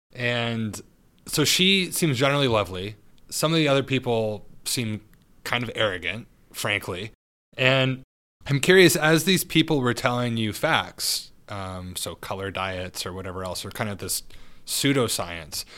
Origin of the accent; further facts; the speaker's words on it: Santa Barbara, California, United States; I'm from Santa Barbara